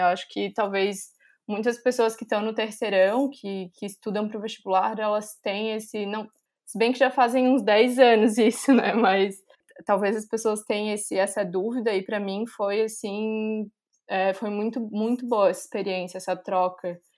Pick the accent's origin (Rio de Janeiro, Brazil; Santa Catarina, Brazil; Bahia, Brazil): Santa Catarina, Brazil; Florianópolis; moved away as an adult; now in Milan, Italy; sou de Florianópolis, Santa Catarina